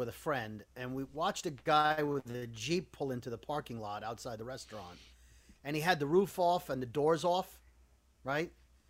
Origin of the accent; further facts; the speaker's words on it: New York City, New York, United States; moved away; I'm from Brooklyn, where you're super paranoid